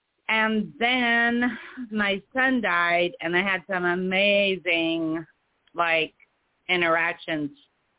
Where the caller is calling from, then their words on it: Oregon, United States; Hi, this is